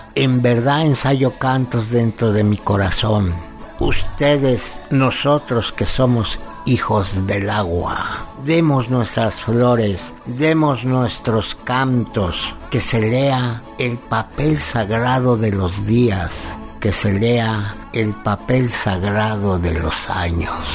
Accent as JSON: {"language": "Spanish", "town": "Cholula", "region": "Puebla", "country": "Mexico", "said": "mi bendita tierra Cholula"}